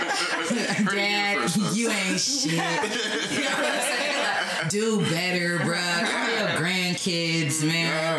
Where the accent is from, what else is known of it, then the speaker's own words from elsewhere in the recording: Portland, Oregon, United States; we grew up homeless here in Portland